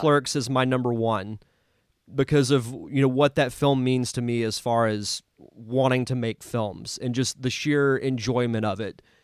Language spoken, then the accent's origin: English; Pensacola, Florida, United States; am from Pensacola